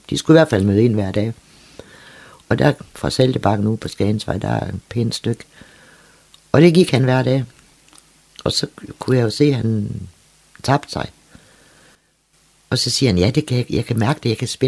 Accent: Copenhagen, Capital Region of Denmark, Denmark; jeg er jo født og opvokset i København

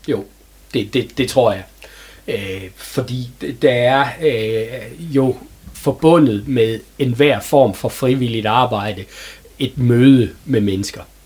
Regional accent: Herning, Central Denmark Region, Denmark; moved away as an adult; now in Hørby, Denmark; er født og opvokset i Herning, og har øh, levet mit liv indtil jeg var 26 år i, i den øh, by.

